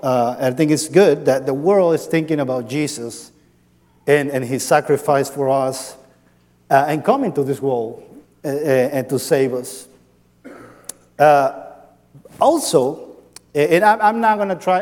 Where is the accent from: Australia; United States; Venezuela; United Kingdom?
Venezuela; Andes; moved away; I grew up in, in Venezuela. I'm from Venezuela